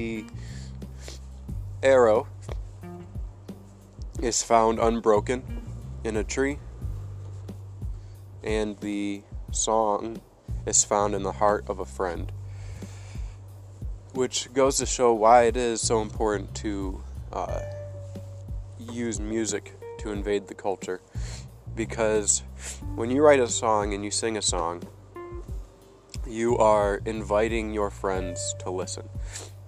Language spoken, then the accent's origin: English; United States; I'm an American.